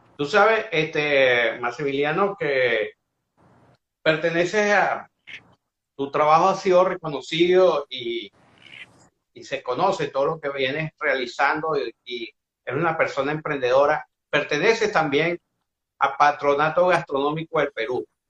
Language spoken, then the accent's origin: Spanish; Venezuela; Yo soy como buen venezolano